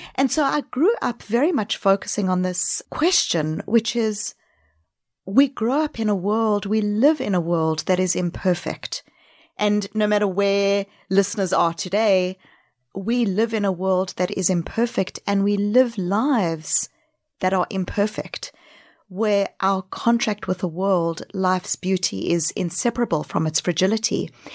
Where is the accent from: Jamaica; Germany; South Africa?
South Africa; accent: backpacking accent; also born or lived in New Zealand / Australia; now in Boston, United States; Home is Boston, but I grew up in South Africa